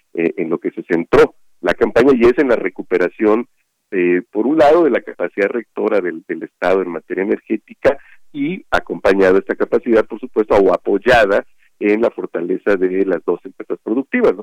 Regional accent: Mexico; mi pueblo, allá en Patacualcos

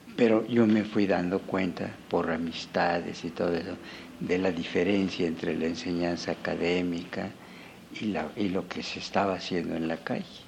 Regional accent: Mexico City, Mexico; also born or lived in Pátzcuaro, Michoacán; now in Morelia, Mexico; nací en Páscuaro, pero mis padres se vinieron a México por la revolución, entonces los primeros años fueron en Tacubaya

